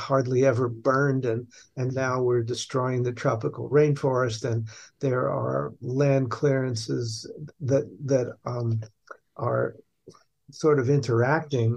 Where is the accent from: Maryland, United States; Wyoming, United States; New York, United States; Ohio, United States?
New York, United States; New York City; I was born and raised in New York City by parents that emigrated from Hungary